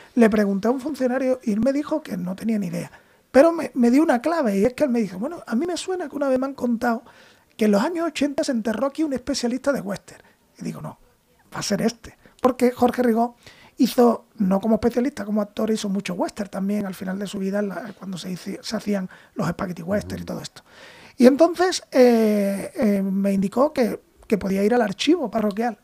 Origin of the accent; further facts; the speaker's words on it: Cádiz, Andalusia, Spain; moved away; yo soy de Cádiz